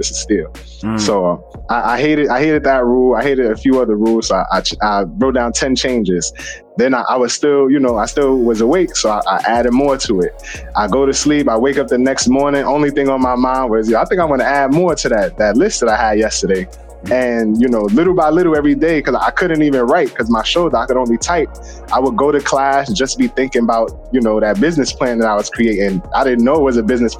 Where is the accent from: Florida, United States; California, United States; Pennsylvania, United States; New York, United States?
New York, United States; New York City; I'm from the Bronx, New York. I grew up on 181st, a block off of Webster